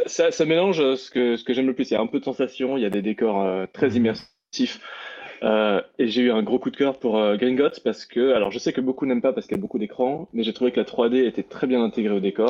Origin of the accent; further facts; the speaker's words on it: Strasbourg, Grand Est, France; né à Strasbourg, j'ai grandi toute ma vie en Alsace